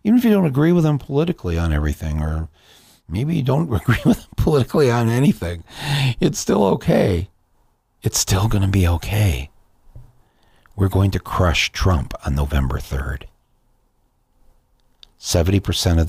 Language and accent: English; Flint, Michigan, United States; my hometown of Flint, Michigan